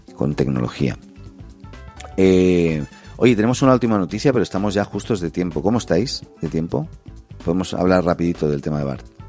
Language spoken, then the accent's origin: Spanish; Barcelona, Catalonia, Spain; now in Chile; Yo, vengo de España, ¿no? Yo soy de Barcelona